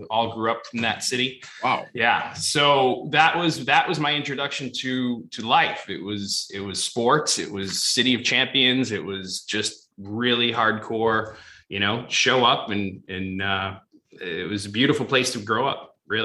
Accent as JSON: {"language": "English", "town": "Boston", "region": "Massachusetts", "country": "United States", "tie": "born or raised there", "moved": "yes", "lives_now": "Los Angeles, United States", "said": "growing up in Fenway and the Garden and, you know, Foxborough, but coming out"}